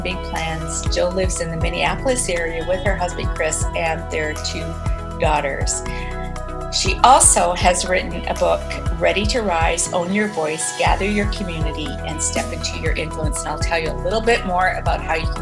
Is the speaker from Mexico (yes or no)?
no; Edmonton, Alberta, Canada; Edmonton, which is my hometown, Edmonton, Canada